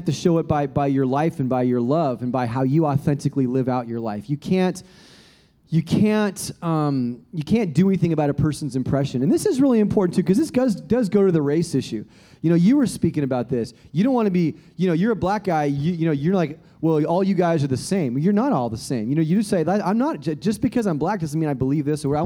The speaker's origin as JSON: {"language": "English", "country": "Australia", "moved": "yes", "lives_now": "United States", "said": "I'm a European American, but I never refer to myself as European American because actually I'm an Australian American"}